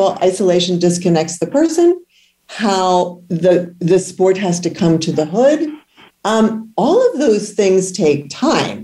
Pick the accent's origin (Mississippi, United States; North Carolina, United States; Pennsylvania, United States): Pennsylvania, United States; Philadelphia; I grew up in Philadelphia.